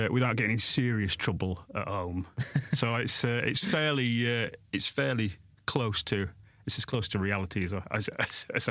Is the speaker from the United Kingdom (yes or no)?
yes; Sheffield, Yorkshire and the Humber, United Kingdom; I'm from Sheffield. So I'm from Yorkshire